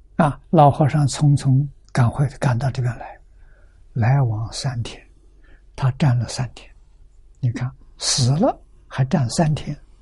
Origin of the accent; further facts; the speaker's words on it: China; 我们中国人